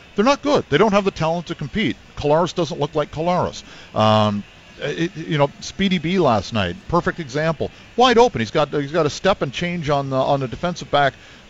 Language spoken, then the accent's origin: English; Kingston, Ontario, Canada; But I know when I grew up in Kingston, this building, the old building, I guess, to our immediate right, the old Exhibition Stadium, yeah, seemed like it was about 40 million miles away.